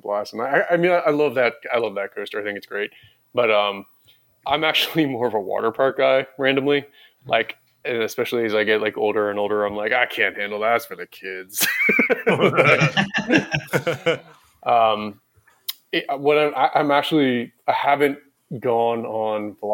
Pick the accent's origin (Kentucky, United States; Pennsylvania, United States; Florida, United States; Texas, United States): Florida, United States; South; also born or lived in New Jersey / Atlanta; I was born in New Jersey, and then I lived in South Florida most of my life